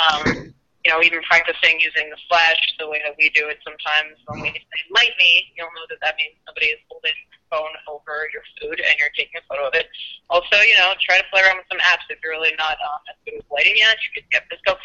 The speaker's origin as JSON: {"language": "English", "town": "New York City", "region": "New York", "country": "United States", "tie": "born or raised there"}